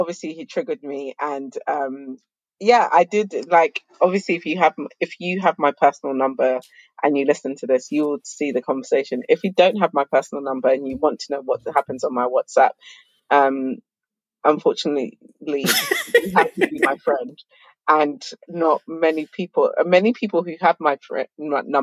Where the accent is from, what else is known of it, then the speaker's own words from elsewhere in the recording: Zimbabwe; I'm from Zimbabwe